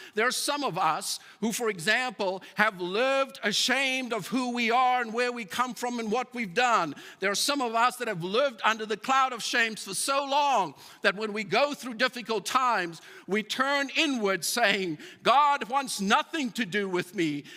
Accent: South Africa; moved away as an adult; now in Calgary, Canada; I'm a South African

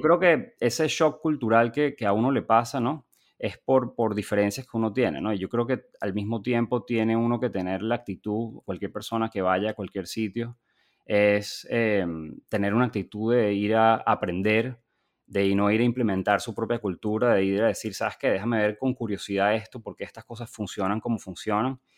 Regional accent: Venezuela; moved away as an adult; also born or lived in Chile / Boston; now in United States; yo nací, crecí en Venezuela

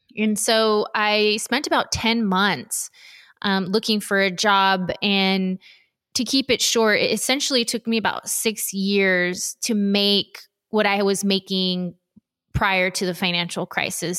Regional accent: Los Angeles County, Southern California, United States; I was born and raised in Southern California, um, Los Angeles County specifically

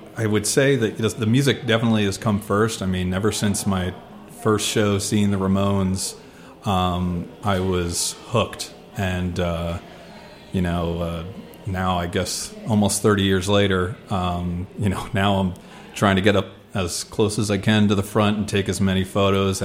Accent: New Jersey, United States; moved away as an adult; now in Washington, D.C., United States; I was born in New Jersey and spent the first 20 or so years there

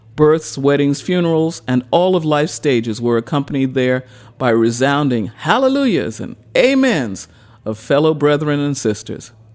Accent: New York City, New York, United States; I am a native New Yorker. I went to high school on the subway, but I was born and raised in Queens

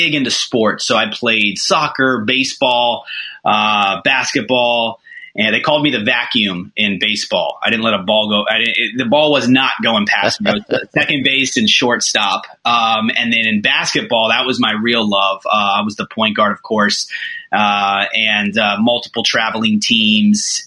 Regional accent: Orlando, Florida, United States; also born or lived in Bangor, Maine; I was born in Maine, Bangor, Maine, home of Stephen King. Know nothing about it. I left when I was a baby, moved to Orlando when I was a baby, and have been here my whole life

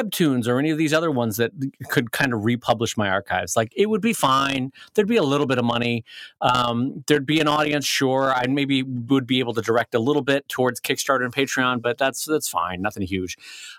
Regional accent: United States; as American

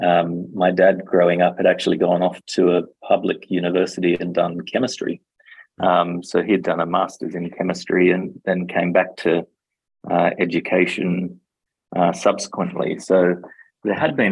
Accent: Australia; basically grew up in Australia

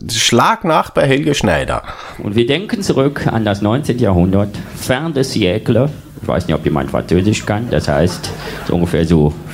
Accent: Austria; Also bei uns in Österreich? Ja, wir waren, wir waren ein Kaiserreich.

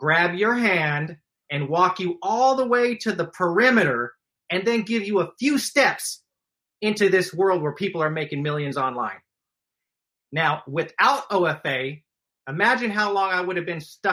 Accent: Stockton, California, United States; I grew up in Stockton, California

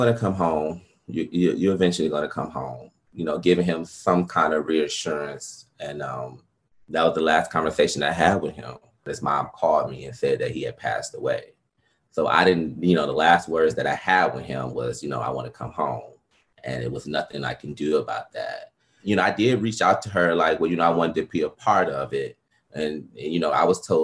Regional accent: Detroit, Michigan, United States; moved away; also born or lived in Atlanta; I'm from Detroit, Michigan

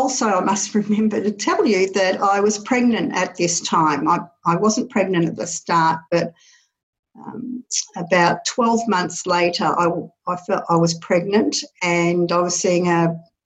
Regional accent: Paris, Île-de-France, France; born there; I was born in Paris, France, actually.

